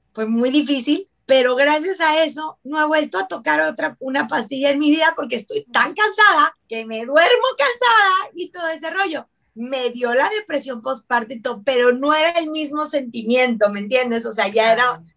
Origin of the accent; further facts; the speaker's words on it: Ciudad Juárez, Chihuahua, Mexico; moved away; also born or lived in Mexico City; soy mexicana, yo soy de Ciudad Juárez